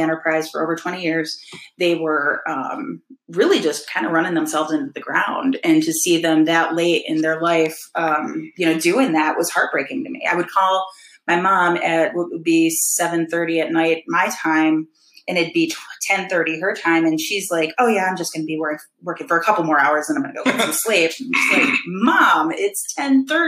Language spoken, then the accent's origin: English; Detroit, Michigan, United States; moved away as an adult; also born or lived in Grand Rapids, Michigan / Fort Wayne, Indiana / Lexington, Kentucky / Cleveland, Ohio; I grew up in the Detroit area.